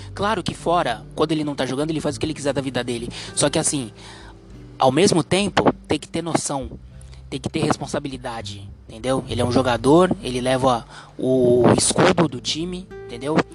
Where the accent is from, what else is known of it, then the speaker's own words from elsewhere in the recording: Santos, São Paulo, Brazil; eu sou aqui do litoral, sou de Santos